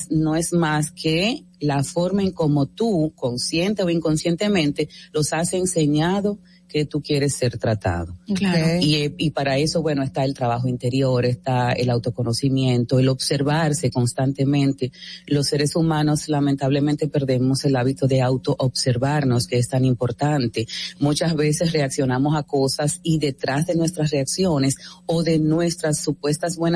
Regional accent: Dominican Republic; soy dominicana.

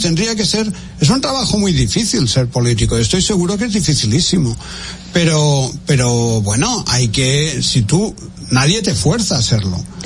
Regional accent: Spain; en mi país

